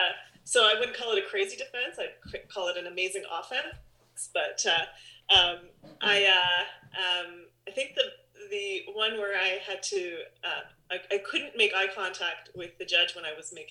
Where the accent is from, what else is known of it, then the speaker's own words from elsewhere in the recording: Guelph, Ontario, Canada; I grew up in Guelph